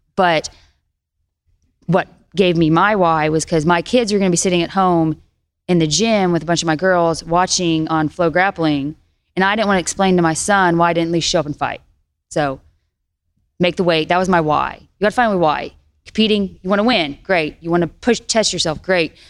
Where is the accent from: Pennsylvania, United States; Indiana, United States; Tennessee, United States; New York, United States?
Tennessee, United States; I'm this girl from Tennessee